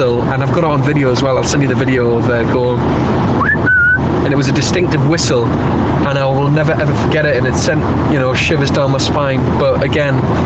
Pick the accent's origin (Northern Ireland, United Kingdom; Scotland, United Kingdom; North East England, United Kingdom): North East England, United Kingdom; Newcastle upon Tyne; moved away as an adult; now in London, United Kingdom; I currently now live and work in London. However, I am from the glorious northeast of England, that is Newcastle.